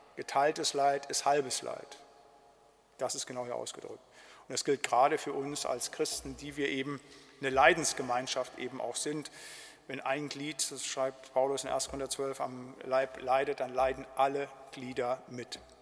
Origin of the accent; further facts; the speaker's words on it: Siegerland, North Rhine-Westphalia, Germany; bei uns im Siegerland